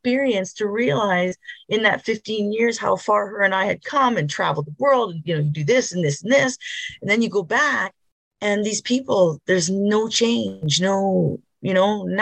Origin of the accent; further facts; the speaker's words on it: Northern Quebec, Canada; moved away as an adult; I went back to my hometown when I left when I was 18, Northern Quebec